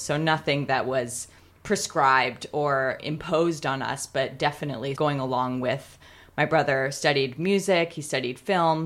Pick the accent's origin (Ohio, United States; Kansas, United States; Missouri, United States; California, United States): California, United States; Pasadena; I loved growing up in Pasadena.